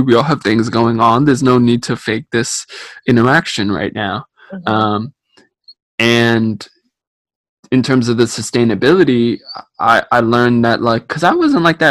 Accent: New Jersey, United States; I'm from Jersey

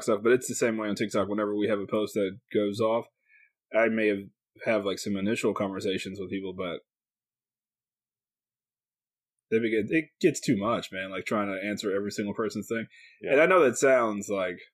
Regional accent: California, United States; moved away; I was born in California a long, long time ago

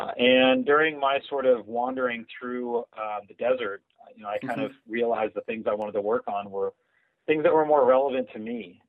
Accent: California, United States; also born or lived in Germany / United Kingdom / France; I was born in Germany, lived in the UK, lived in France, came to the US when I was fairly young, and you know, spent most of my life in Southern California.

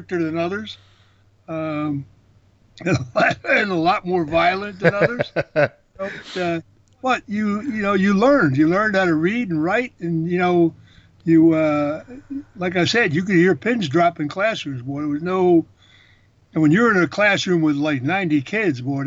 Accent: Philadelphia, Pennsylvania, United States; now in West Coast, United States; I was born at University of Pennsylvania Hospital in 1943. And I was raised at 53rd in Florence, Southwest Philly

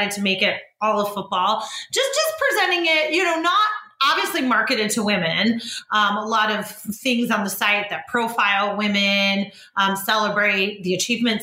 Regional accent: Bay Area, California, United States; so I'm from the Bay Area.

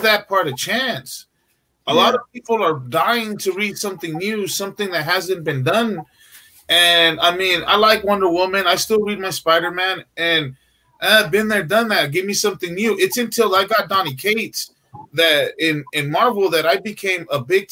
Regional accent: California, United States; we're from California

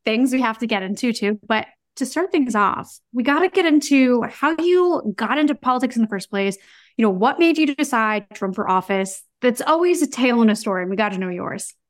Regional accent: New York, United States; as a New Yorker

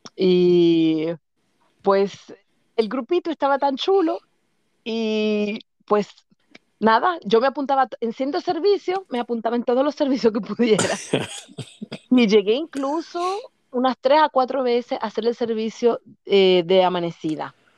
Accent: Santo Domingo, Distrito Nacional, Dominican Republic; moved away as an adult; now in Germany; nací en Santo Domingo en el que se llamaba antes Centro Médico Nacional

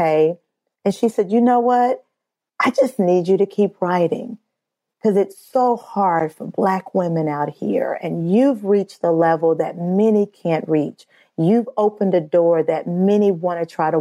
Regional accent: Midwest, United States; I'm from the Midwest

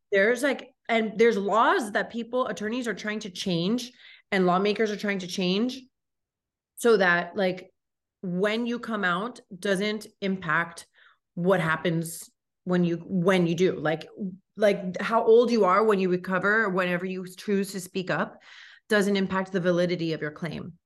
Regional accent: Miami, Florida, United States; I grew up here in Miami, born and raised, grew up in Kendall

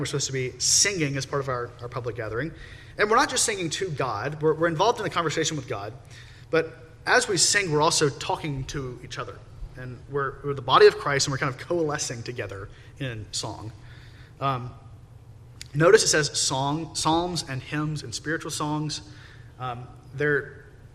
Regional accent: United States; we're American

